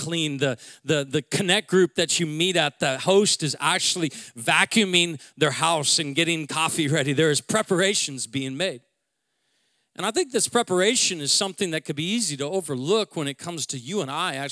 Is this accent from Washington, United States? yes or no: yes; Seattle, Washington, United States; I'm from Seattle